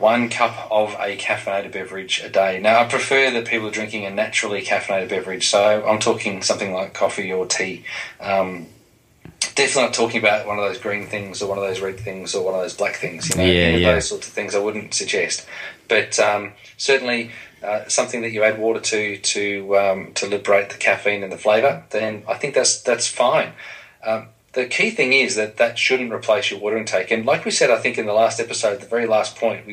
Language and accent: English; Dandenong, Victoria, Australia; I grew up in Dandenong in Melbourne, Australia